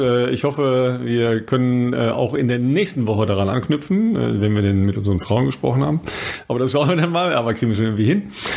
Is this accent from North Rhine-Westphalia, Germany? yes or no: yes; Ruhr area, North Rhine-Westphalia, Germany; moved away; ich komme aus dem Ruhrpott